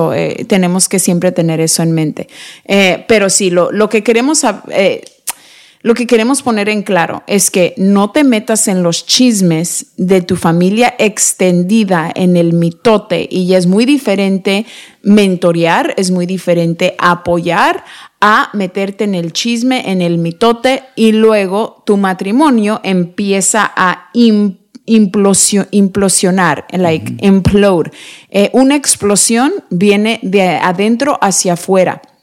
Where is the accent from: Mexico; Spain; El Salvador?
Mexico; somos mexicanos